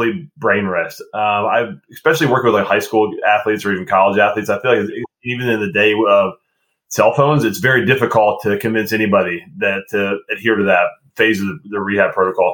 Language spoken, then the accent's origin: English; Cincinnati, Ohio, United States; I'm from Cincinnati